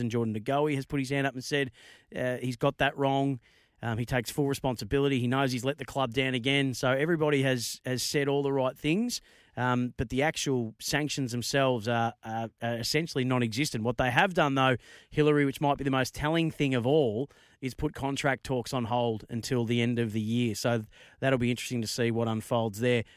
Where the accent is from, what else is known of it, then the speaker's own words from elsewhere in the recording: Bendigo, Victoria, Australia; Bendigo, my neck of the woods, um, or my hometown